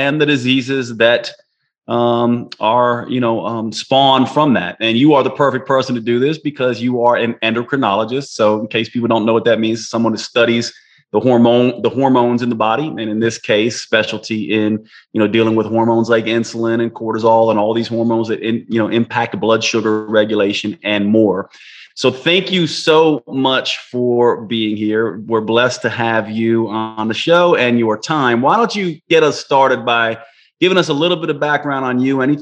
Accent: the South, United States; accent: a little bit South, a little bit North, and a little bit hip hop; I grew up in the South with Northern parents, so from the Manhattan area

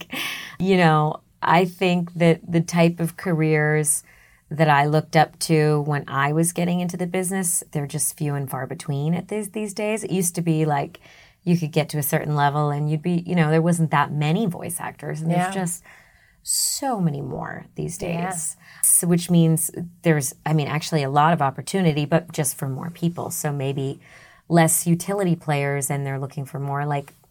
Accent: Massachusetts, United States; accent: Boston; I used to have a Boston accent.

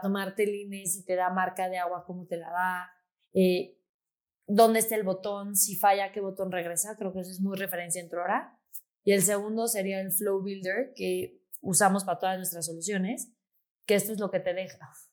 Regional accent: Mexico City, Mexico; yo soy de Ciudad de México

